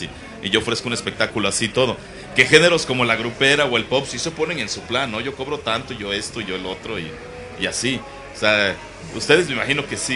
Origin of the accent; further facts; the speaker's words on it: Tula de Allende, Hidalgo, Mexico; Yo también soy de Tula.